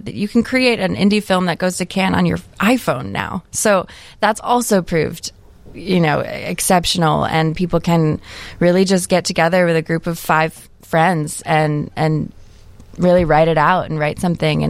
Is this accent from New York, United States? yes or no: no; Michigan, United States; now in Chicago, United States; I'm from Michigan